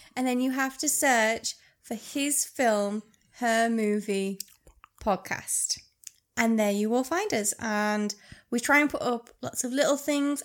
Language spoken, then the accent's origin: English; Cumbria, North West England, United Kingdom; We are from Cumbria. We are northern and proud.